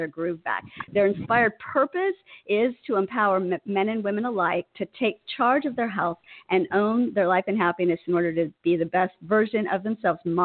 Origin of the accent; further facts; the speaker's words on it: Huntington Beach, California, United States; We are from Huntington Beach